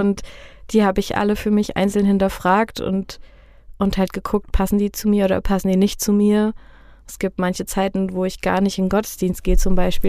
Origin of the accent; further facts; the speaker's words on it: Neuhof, Hesse, Germany; Ich bin voll das Fulda-Gewächs. Also ich komme gebürtig aus Neuhof